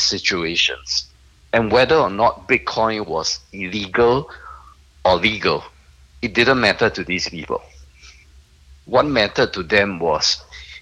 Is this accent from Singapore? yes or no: yes; Singapore; I'm a Singaporean